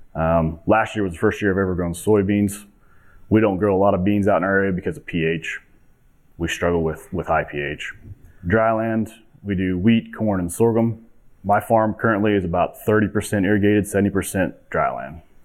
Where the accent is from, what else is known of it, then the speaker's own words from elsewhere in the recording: Montezuma, Kansas, United States; I'm 38 years old from a small town in southwest Kansas called Montezuma